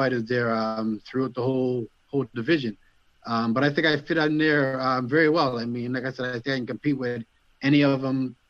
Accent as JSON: {"language": "English", "region": "Nova Scotia", "country": "Canada", "said": "I'm from Nova Scotia"}